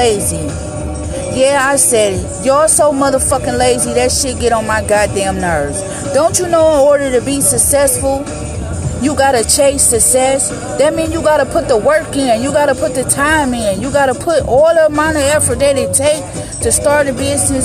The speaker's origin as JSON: {"language": "English", "town": "Detroit", "region": "Michigan", "country": "United States", "tie": "born or raised there", "said": "Back home in the D, in my hometown"}